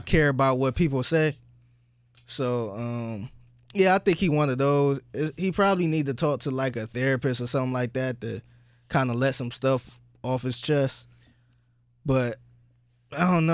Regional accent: Cleveland, Ohio, United States; I'm from Cleveland

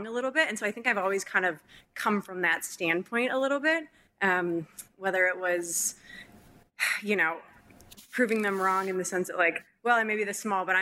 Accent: Minnesota, United States; moved away as an adult; also born or lived in California; I'm from Minnesota. I was in California. I'm really far away from my family

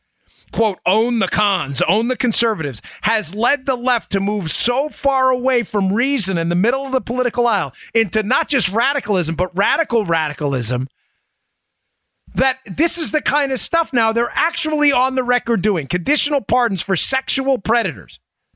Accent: New York, United States; born there; Gosh, I was born in New York, and I love the people in New York

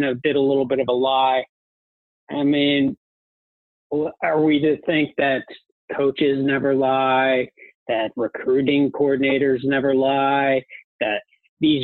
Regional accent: Colorado, United States; also born or lived in Dallas, Texas; now in Houston, United States; I grew up in Colorado, played hockey my whole life, still play in a terrible beer league of has-beens down here in Houston now

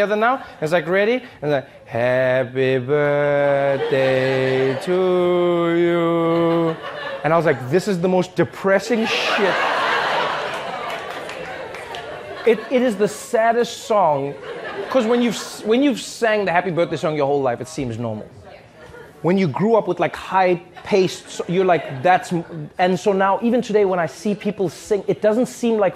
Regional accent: South Africa; now in United States; when I was growing up in South Africa

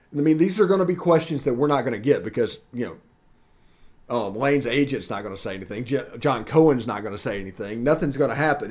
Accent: Mississippi, United States; I'm from Mississippi

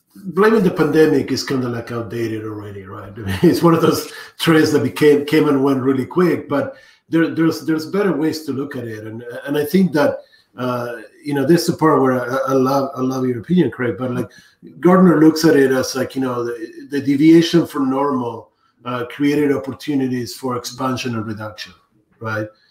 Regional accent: Argentina; when I was younger and, and working growing up in Argentina

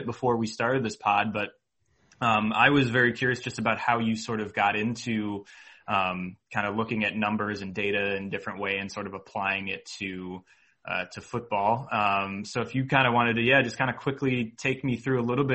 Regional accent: Cleveland, Ohio, United States; I'm from Cleveland originally, and so grew up a big Browns

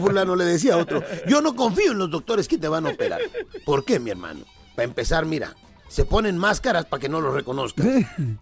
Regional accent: Acapulco, Guerrero, Mexico; allá de mi pueblo, en Acapulco

